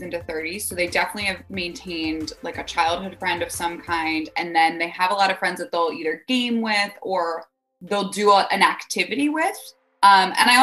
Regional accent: East Coast, United States; I'm also from the East Coast

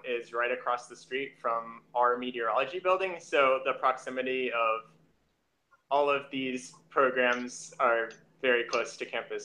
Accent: Greensboro, North Carolina, United States; I'm from North Carolina. I'm from Greensboro

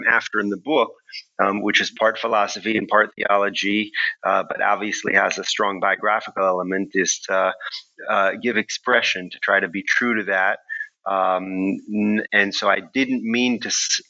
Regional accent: Houston, Texas, United States; moved away as an adult; also born or lived in Princeton, New Jersey; now in Israel; I was born in Houston, Texas. And grew up there until I went to college at Princeton at age 17

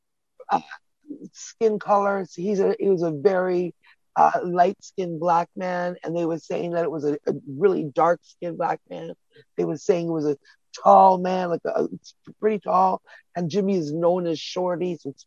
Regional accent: Toronto, Ontario, Canada; I'm from Toronto

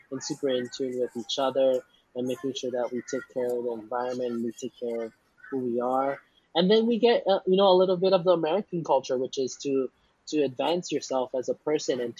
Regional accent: Philippines; the favorite thing about being Filipino

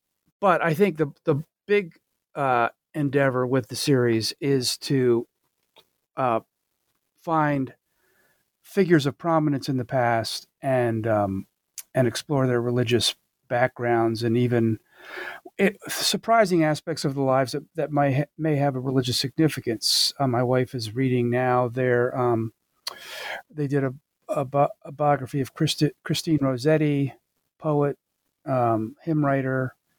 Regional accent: Philadelphia, Pennsylvania, United States; moved away as an adult; now in Hillsdale, United States; I grew up in Philadelphia area, suburbs of Philadelphia, Temple undergrad. I still am a Philly boy in a lot of ways

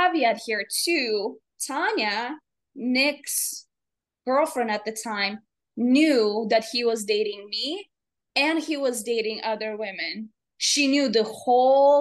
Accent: Latvia; moved away; I am originally from Latvia

